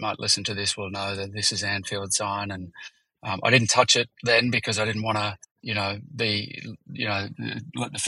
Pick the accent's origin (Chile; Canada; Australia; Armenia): Australia; I'm an Aussie